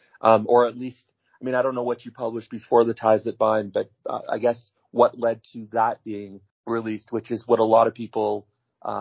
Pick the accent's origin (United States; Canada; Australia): Canada; I come from Canada